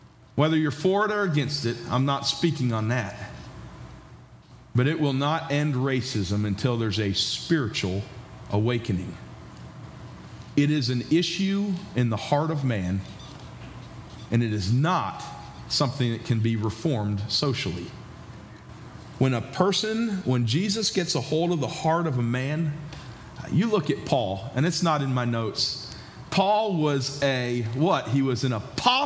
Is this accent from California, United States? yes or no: no; New York, United States; moved away as an adult; also born or lived in Georgia; now in West Virginia, United States; I grew up in New York and spent the last 11 years in Georgia